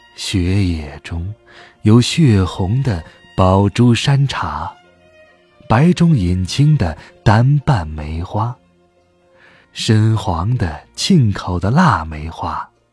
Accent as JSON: {"language": "Chinese", "town": "Hohhot", "region": "Inner Mongolia", "country": "China", "tie": "born or raised there", "said": "在呼和浩特，我的家乡"}